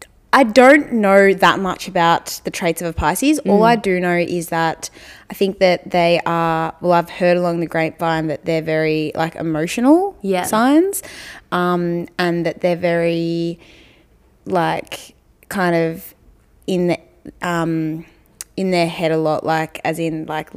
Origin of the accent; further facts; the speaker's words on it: Mount Macedon, Victoria, Australia; moved away as an adult; now in Richmond, Australia; I grew up in Mount Macedon